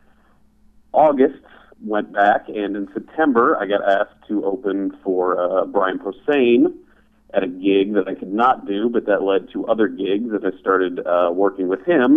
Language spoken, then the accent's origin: English; Zanesville, Ohio, United States; moved away as an adult; also born or lived in Cincinnati, Ohio; now in St. Louis, United States; I'm originally from Zanesville